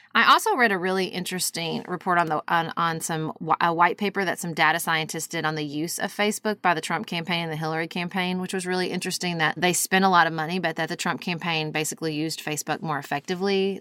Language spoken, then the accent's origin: English; United States; my values as an American